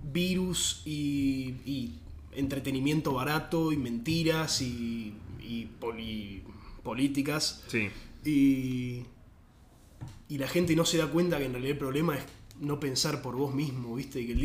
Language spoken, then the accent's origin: Spanish; Venezuela; Cero, yo soy venezolano, ¿viste? O sea, consciente de, dónde viene y todo, pero no tan territorial